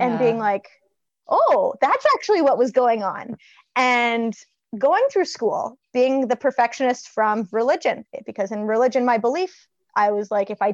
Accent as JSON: {"language": "English", "region": "a small town in Ontario", "country": "Canada", "tie": "born or raised there", "also_born_or_lived": "Ottawa", "said": "I was born and raised in a small little town in Ontario"}